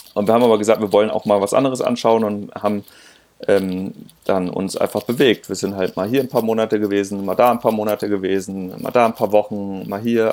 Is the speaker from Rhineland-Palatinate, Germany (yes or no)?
yes; Linz am Rhein, Rhineland-Palatinate, Germany; moved away as an adult; also born or lived in Hamburg; ich komme eigentlich aus dem Rheinland, ich bin da aus, aus Linz der Ecke, Linzer Rhein.